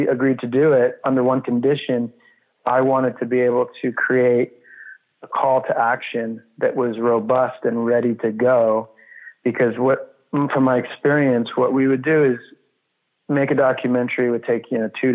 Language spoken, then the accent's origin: English; New York, United States; moved away; also born or lived in Los Angeles / Austin; I grew up in New York